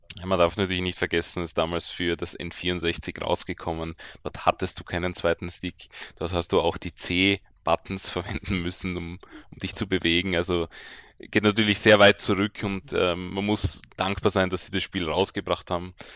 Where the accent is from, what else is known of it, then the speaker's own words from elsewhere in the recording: Austria; ich bin ja als Österreicher